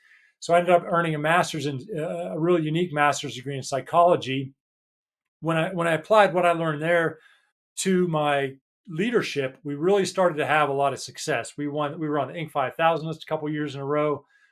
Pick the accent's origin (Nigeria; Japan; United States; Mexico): United States; now in United Kingdom; And I'm American, living in the UK, like David said.